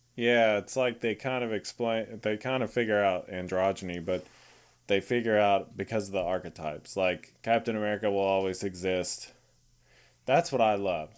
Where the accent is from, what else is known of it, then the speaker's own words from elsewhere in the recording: Texas, United States; I'm Texan